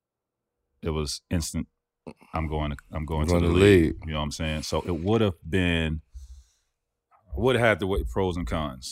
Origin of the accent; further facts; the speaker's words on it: Florida, United States; I grew up in Florida, Tampa, Orlando. I'm dead center. Yeah. And in my county, I grew up in the biggest county in Florida.